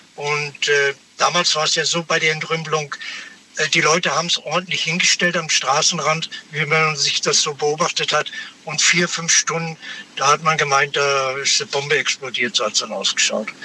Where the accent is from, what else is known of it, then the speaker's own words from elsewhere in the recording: Nuremberg, Bavaria, Germany; ich komme aus Nürnberg.